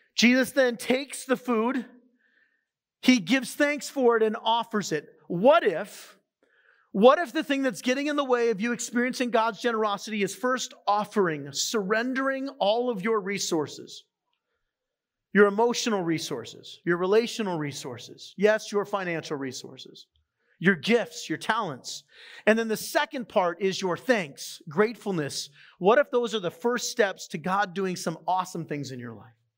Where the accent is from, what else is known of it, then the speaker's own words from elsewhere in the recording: San Diego, California, United States; moved away; I'm from San Diego, the ocean was kind of a part of my life